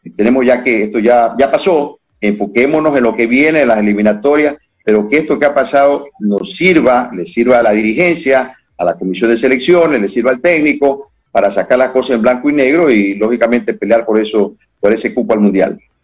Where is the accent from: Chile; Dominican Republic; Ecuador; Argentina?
Ecuador